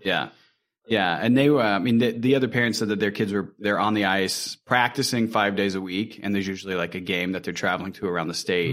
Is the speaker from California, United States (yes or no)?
no; Indiana, United States; moved away; we're originally from Indiana